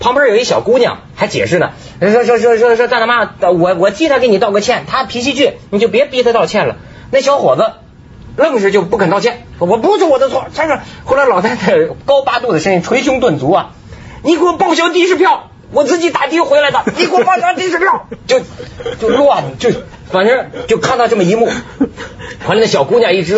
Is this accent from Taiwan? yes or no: no; China; 咱们大陆人